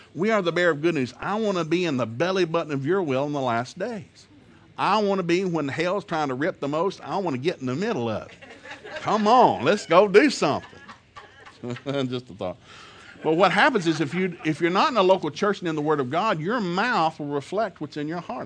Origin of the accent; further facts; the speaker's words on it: the South, United States; I'm from the South